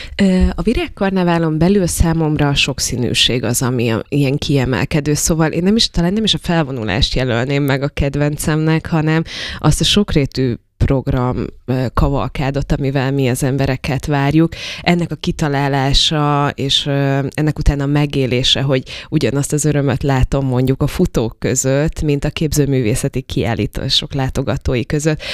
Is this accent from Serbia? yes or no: no; Slovakia; now in Debrecen, Hungary; én felvidéki vagyok